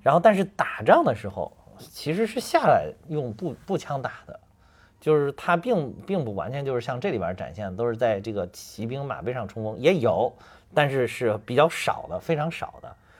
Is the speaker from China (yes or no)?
yes; North China Plain, China; 像我们老家那边，就华北平原这块儿